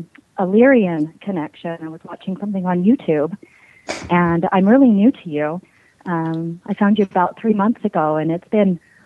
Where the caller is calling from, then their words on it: Salt Lake City, Utah, United States; Lake City, Utah.